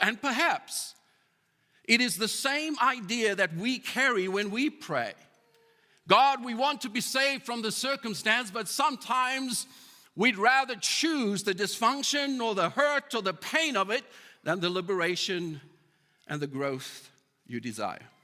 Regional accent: South Africa; moved away as an adult; now in Calgary, Canada; I'm a South African

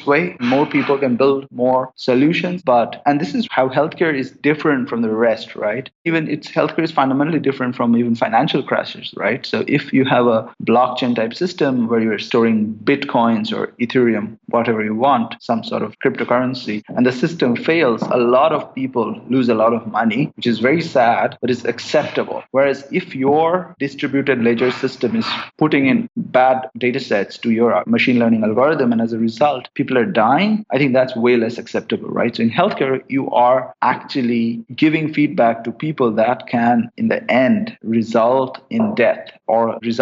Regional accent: India; moved away as an adult; I grew up in India

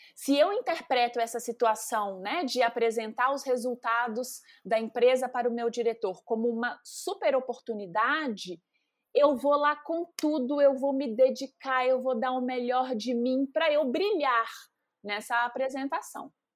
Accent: Carangola, Minas Gerais, Brazil; moved away as an adult; now in São Paulo, Brazil; Eu sou mineira, né? Nascida aí em Carangola, Minas, interior de Minas, zona da mata é, saí muito cedo de casa, justamente para poder estudar, mas as minhas raízes são de Minas

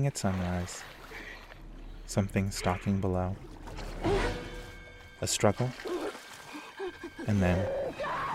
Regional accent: Florida, United States; I grew up in Florida, which means I was a frequent guest at Universal Studios Orlando

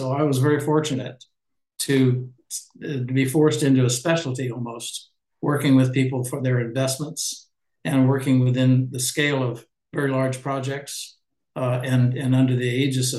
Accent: San Francisco, California, United States; moved away as an adult; now in Los Angeles, United States; I'm a native of San Francisco

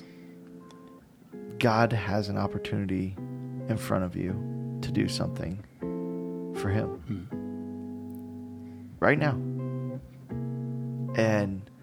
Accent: South Florida, United States; moved away as an adult; now in Omaha, United States; Growing up in South Florida

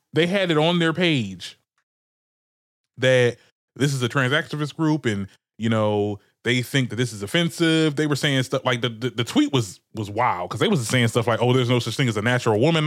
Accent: Trenton, New Jersey, United States; I'm from Trenton, Trenton, New Jersey

